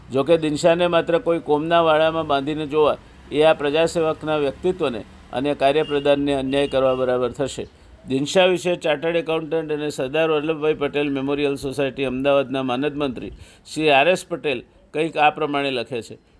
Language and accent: Gujarati; Siddhpur, Gujarat, India; હું જેની ધૂળમાં રમીને મોટો થયો જ્યાં મારું બાળપણ વીત્યું હાઈસ્કૂલ સુધીનું શિક્ષણ મેળવ્યું તે સિદ્ધપુર મારું વતન